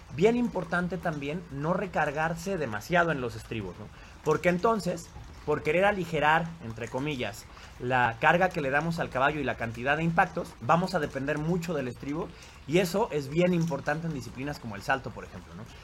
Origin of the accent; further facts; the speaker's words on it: Mexico; los mexicanos, cuando menos, hemos visto